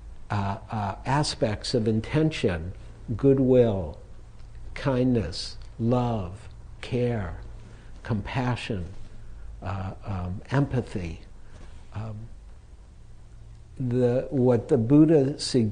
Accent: Detroit, Michigan, United States; if you were growing up in Detroit, nobody drove foreign cars at that time.

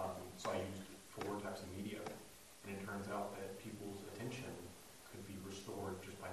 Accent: Oklahoma, United States; I'm from Oklahoma

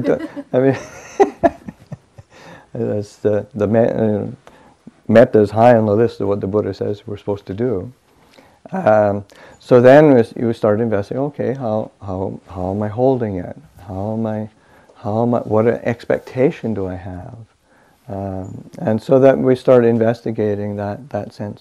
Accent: Manitoba, Canada; moved away as an adult; I grew up in Canada, northern Canada. I grew up in the province of Manitoba, and it's about 600 miles north of the American border

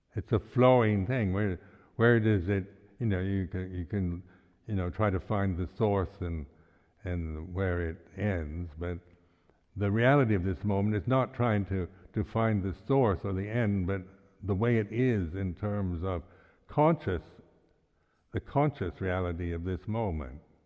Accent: United States; moved away; I'm an American

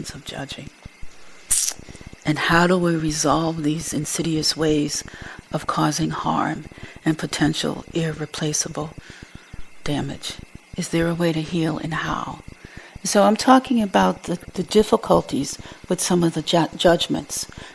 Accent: Boston, Massachusetts, United States; I grew up in Boston, which was pretty segregated for a long time

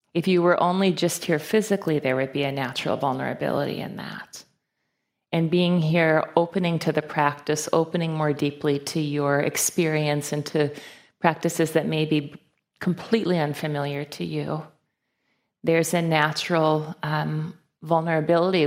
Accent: Fargo, North Dakota, United States; I was born and raised in Fargo, North Dakota

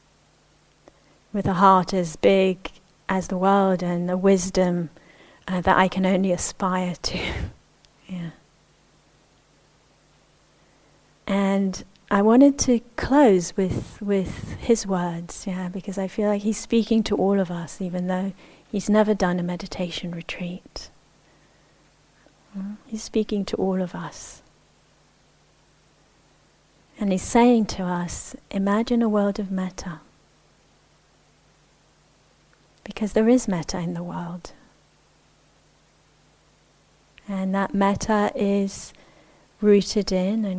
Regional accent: Israel; I mentioned I grew up in the Middle East. I grew up in Israel, and I'm a Jewish Israeli.

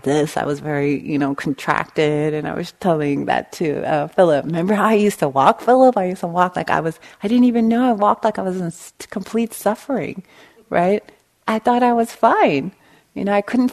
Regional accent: Long Beach, California, United States; I grew up in East Long Beach, right on the Compton border

